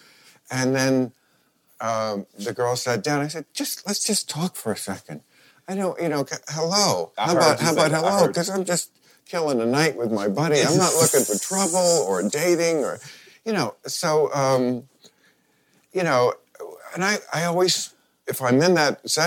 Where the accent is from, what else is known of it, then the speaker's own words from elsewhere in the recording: New Jersey, United States; I'm from New Jersey